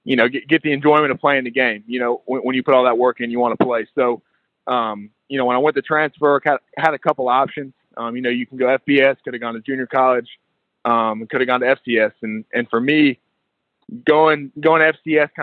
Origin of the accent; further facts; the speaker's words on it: Chattanooga, Tennessee, United States; born and raised in Chattanooga.